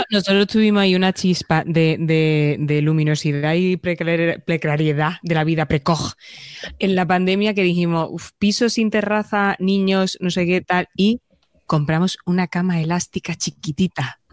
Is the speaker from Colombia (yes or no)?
no; Andalusia, Spain; now in Madrid, Spain; En mi tierra se llama hueso